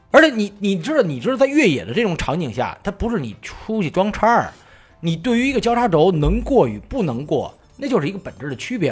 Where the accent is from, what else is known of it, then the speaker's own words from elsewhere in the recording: Beijing, China; 以前咱们小时候在北京